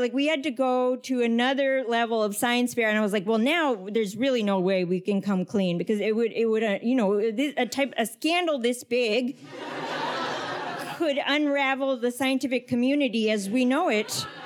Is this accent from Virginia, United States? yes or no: yes; Northern Virginia, United States; I grew up in Northern Virginia